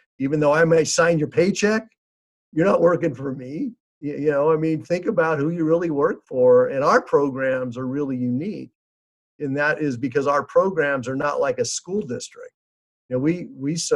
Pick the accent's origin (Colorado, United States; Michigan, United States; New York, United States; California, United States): California, United States; Fresno; I grew up here in Fresno, went to school at Central High School